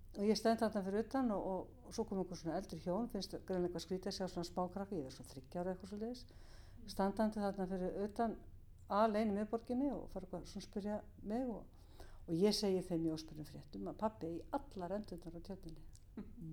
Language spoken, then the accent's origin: Icelandic; Reykjavík, Capital Region, Iceland; Ég er uppalinn í Vesturbænum í göngufæri frá miðborginni